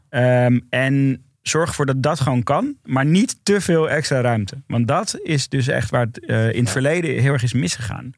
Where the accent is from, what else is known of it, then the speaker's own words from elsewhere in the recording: Amsterdam, North Holland, Netherlands; ik kom uit Noord